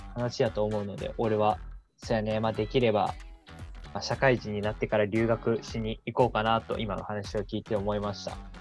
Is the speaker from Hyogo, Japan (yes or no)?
no; Fukuoka, Japan; 俺もね、福岡の出身